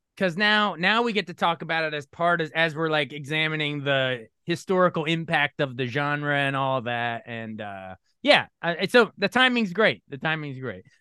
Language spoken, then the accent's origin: English; Maryland, United States; I, am born and raised in Maryland